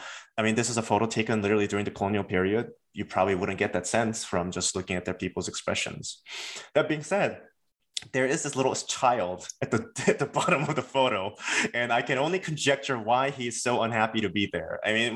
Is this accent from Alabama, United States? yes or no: no; Baltimore, Maryland, United States; the experience of growing up in Baltimore is, in my opinion, really different from, for example, growing up in places like Berkeley or Los Angeles or even Boston or New York.